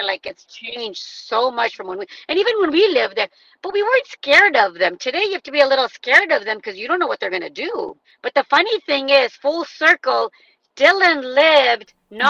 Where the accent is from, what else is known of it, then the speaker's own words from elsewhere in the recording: Leicester, East Midlands, United Kingdom; born there; now in United States; I was born in Leicester.